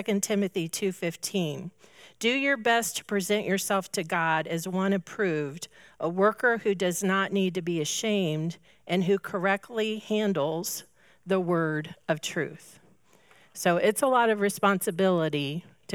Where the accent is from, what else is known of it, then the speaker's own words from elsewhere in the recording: Indianapolis, Indiana, United States; I grew up in Indianapolis, so I'm an IndyCar race, 500 race lover. You just have to be when you grow up in Indy